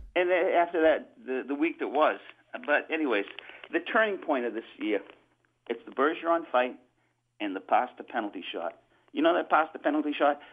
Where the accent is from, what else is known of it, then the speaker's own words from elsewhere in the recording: New Hampshire, United States; I'm the one from Cow Hampshire